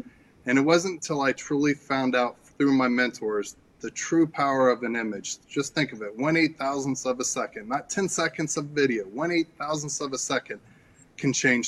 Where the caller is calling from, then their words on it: Dallas, Texas, United States; Yeah, we're dialing in from Dallas, Texas.